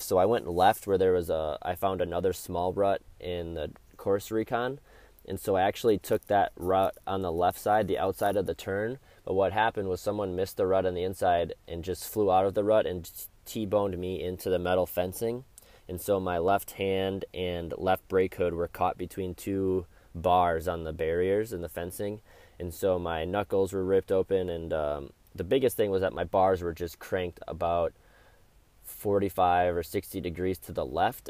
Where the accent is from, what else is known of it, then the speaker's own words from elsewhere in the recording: Wisconsin, United States; my home state of Wisconsin